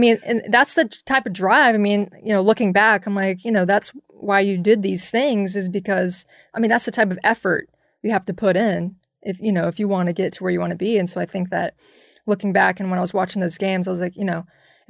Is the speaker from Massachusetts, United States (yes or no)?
no; Jacksonville, Florida, United States; I mean, I grew up in an area where, you know, I'm from Jacksonville, Florida. So we're a lot of Seminoles, Gators.